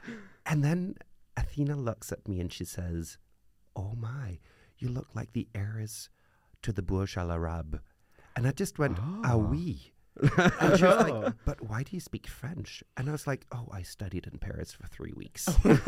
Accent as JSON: {"language": "English", "town": "Copenhagen", "region": "Capital Region of Denmark", "country": "Denmark", "tie": "born or raised there", "said": "Yeah. I'm a true Copenhagener."}